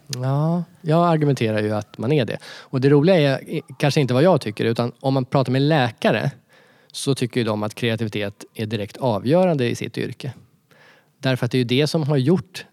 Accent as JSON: {"language": "Swedish", "country": "Sweden", "said": "jag som svensk"}